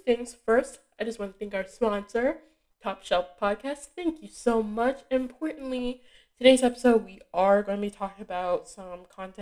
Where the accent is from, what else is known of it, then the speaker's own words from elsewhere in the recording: Massachusetts, United States; I'm from Massachusetts